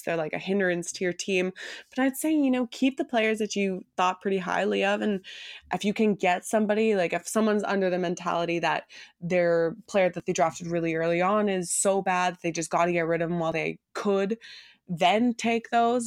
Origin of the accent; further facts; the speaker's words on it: Toronto, Ontario, Canada; I grew up in Toronto. I've lived here my entire life